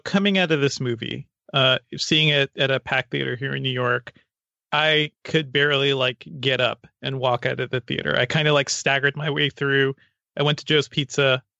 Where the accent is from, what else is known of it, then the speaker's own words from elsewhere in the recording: Guyana; born there; I was born in South America and I visited there a couple of times since then, in Guyana.